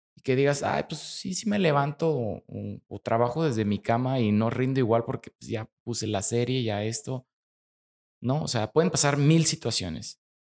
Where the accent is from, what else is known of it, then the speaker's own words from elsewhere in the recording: Mexico; como mexicanos somos muy afortunados por, el país que tenemos